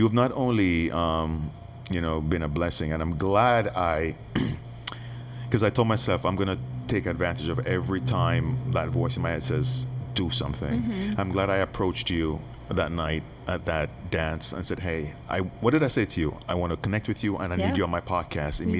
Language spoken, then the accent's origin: English; Jamaica; I'm Jamaican